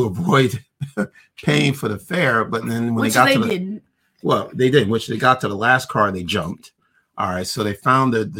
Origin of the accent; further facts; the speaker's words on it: New York City, New York, United States; I grew up in Brooklyn